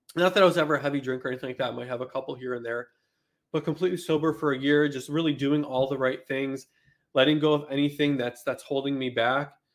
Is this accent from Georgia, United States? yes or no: no; Buffalo, New York, United States; moved away as an adult; I grew up in Buffalo, New York, in subsidized housing